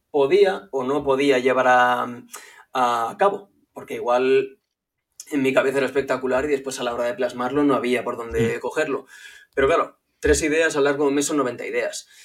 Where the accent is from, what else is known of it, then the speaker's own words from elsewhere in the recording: Barcelona, Catalonia, Spain; soy de Barcelona, tengo 32 años ya